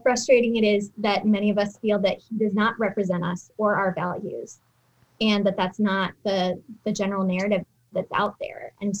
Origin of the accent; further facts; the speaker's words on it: Uzbekistan; moved away as an adult; also born or lived in Lebanon; I grew up in Uzbekistan, lived there for 10 years from age 8 to 18. So that's kind of my context from my formative years. And then I lived in Lebanon for 7.5 years.